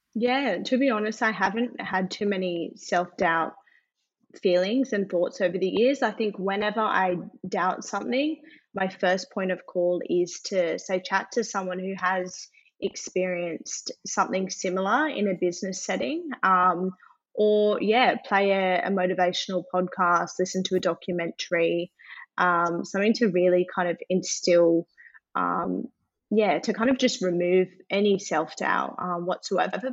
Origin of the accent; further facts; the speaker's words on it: Adelaide, South Australia, Australia; now in Sydney, Australia; So I am born and bred in Adelaide, actually. Mm-hmm. So I then moved to Sydney.